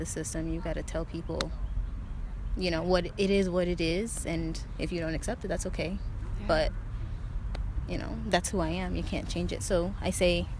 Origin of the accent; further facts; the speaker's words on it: North Carolina, United States; also born or lived in Ithaca, New York; I was born in Ithaca, New York, and raised in North Carolina, so I am a Southern girl at heart